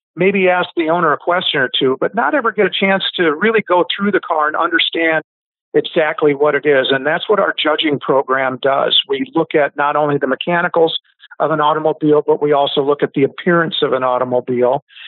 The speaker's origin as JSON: {"language": "English", "region": "Iowa", "country": "United States", "tie": "born or raised there", "said": "I grew up in Iowa, so we could drive at 14"}